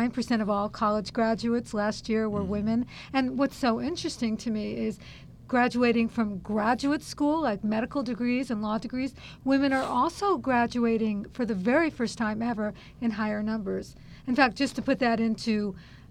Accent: San Francisco, California, United States; San Francisco, which is my hometown

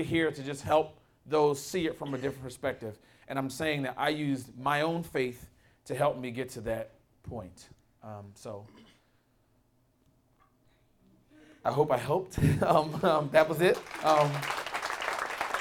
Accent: Philadelphia, Pennsylvania, United States; I grew up in West Philly, born and raised

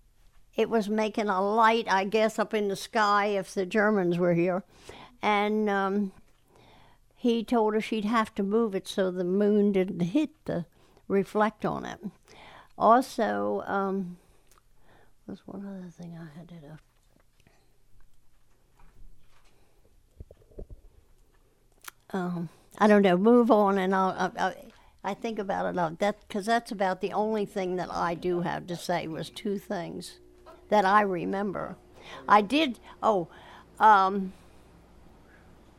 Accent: Chestertown, Maryland, United States; I was, 9 years old? So, and that's, and I lived right here in town

